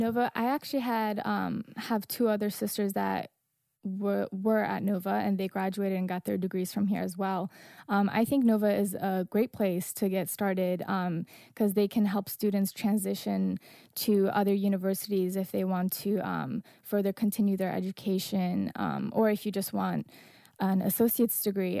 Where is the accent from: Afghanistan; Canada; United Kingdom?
Afghanistan; now in Northern Virginia, United States